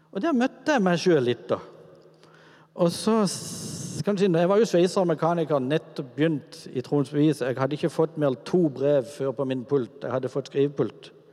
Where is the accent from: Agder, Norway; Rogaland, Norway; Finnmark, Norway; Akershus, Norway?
Agder, Norway; Kvinesdal; min oppvekst er egentlig veldig sånn normal i gata hjemme i Kvinesdal med de gutta som bodde